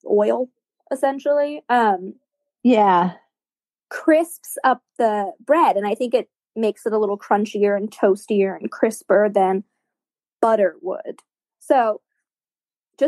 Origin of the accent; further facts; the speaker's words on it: the South, United States; I'm from the South